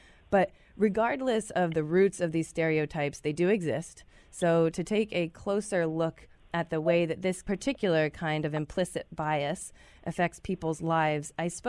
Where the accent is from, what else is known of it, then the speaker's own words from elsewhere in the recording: Louisville, Kentucky, United States; now in Omaha, United States; I was raised in Kentucky by two parents from Southern California.